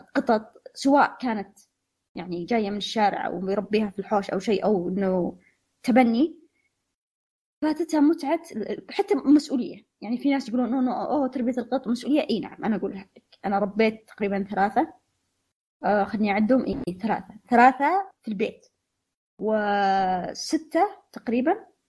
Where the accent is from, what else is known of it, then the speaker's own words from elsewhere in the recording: Saudi Arabia; هنا عندنا في السعوديه